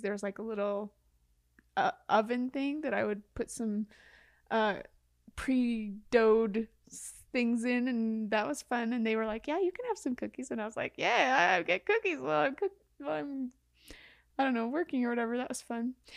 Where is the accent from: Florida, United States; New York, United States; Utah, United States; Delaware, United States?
Utah, United States; Mount Pleasant; I grew up in a small town